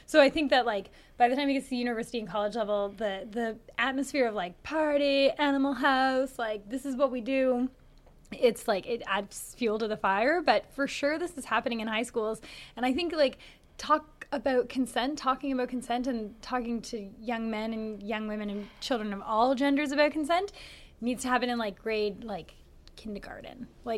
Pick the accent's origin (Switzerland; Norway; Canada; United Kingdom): Canada; We're so Canadian.